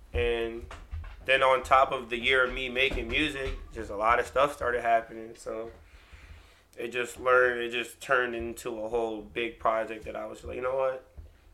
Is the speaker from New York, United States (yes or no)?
yes; Newburgh, New York, United States; Born and raised in Newburgh.